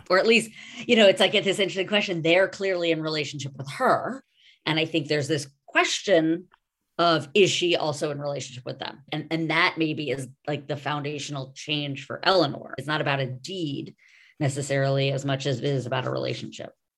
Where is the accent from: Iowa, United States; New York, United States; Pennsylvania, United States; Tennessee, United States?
New York, United States; now in Los Angeles, United States; I am a New Yorker and a New Yorker of the eighties generation